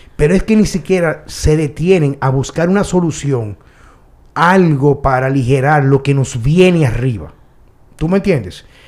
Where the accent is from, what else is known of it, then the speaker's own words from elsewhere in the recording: Dominican Republic; mi país, donde yo nací, donde quizá me van a enterrar